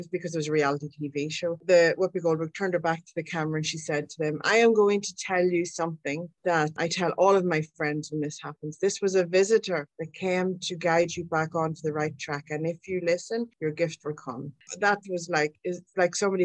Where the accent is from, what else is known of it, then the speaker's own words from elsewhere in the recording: Ireland; I'm Irish.